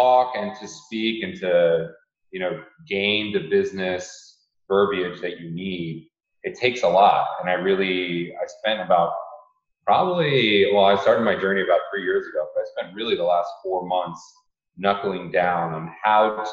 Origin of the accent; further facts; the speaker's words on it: New Jersey, United States; moved away as an adult; also born or lived in Australia / California; now in Florida, United States; I'm originally from New Jersey